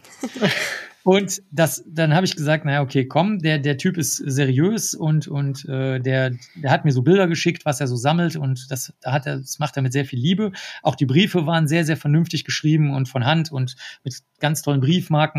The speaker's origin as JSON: {"language": "German", "country": "Germany", "also_born_or_lived": "New York", "accent": "strong German accent", "said": "Und ich habe einen ganz, ganz starken deutschen Akzent, den erkennt jeder"}